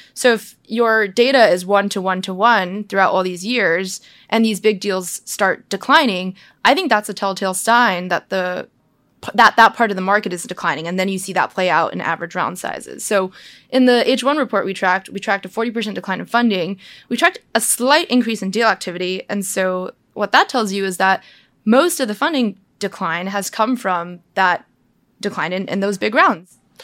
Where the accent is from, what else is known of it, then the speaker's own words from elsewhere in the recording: United States; I'm Chinese. I'm American born, but Chinese